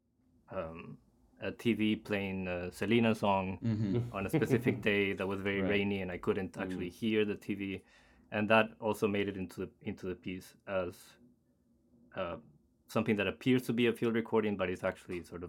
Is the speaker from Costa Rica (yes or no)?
yes; Costa Rica; now in Cambridge, United States; I'm from Costa Rica originally